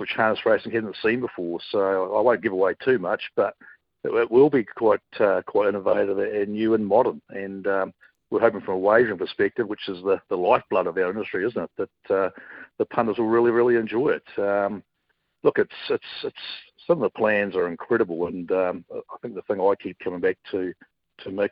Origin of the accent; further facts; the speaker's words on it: Dunedin, Otago, New Zealand; now in Queensland, Australia; growing up in Dunedin